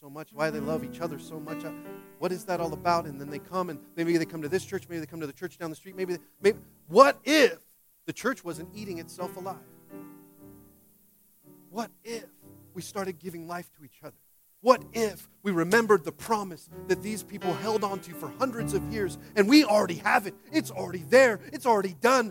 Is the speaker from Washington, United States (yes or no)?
yes; Washington, United States; now in California, United States; I'm from Washington